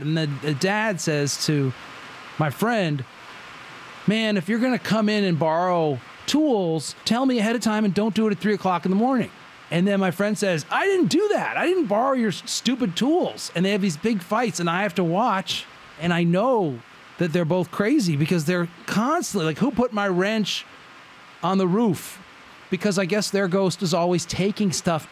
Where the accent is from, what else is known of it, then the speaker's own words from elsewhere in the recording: the North, United States; now in Madison, United States; I was from the north